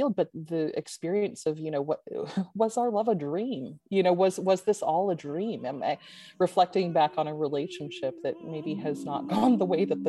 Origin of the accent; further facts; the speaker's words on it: United States; I'm American?